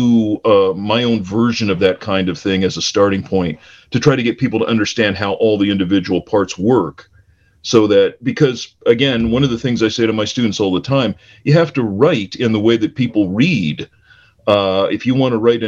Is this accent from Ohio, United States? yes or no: yes; Cleveland, Ohio, United States; I grew up in Cleveland, in the Cleveland area